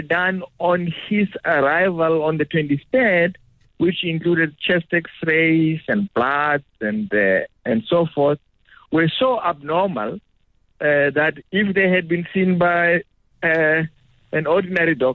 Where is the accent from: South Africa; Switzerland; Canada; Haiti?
South Africa; Capricorn District, Limpopo; I come from that part of the world.